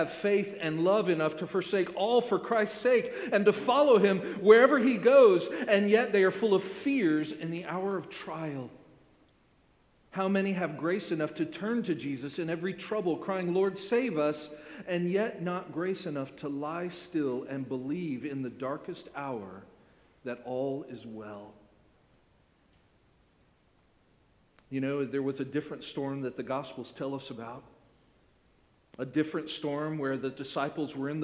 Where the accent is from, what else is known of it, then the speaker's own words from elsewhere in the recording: Orlando, Florida, United States; I grew up in Central Florida, right? I grew up in Orlando